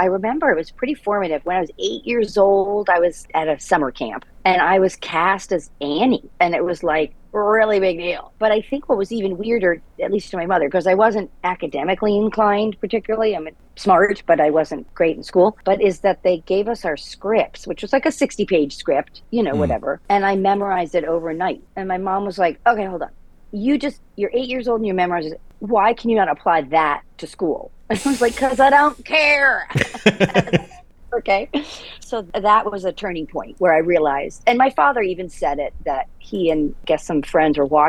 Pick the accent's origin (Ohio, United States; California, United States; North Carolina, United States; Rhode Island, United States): Rhode Island, United States; Providence; I grew up in Providence, Rhode Island